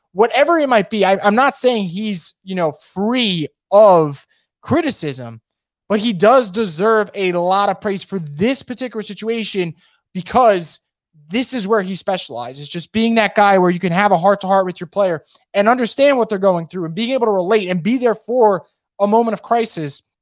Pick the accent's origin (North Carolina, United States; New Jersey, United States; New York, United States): New York, United States; I am from New York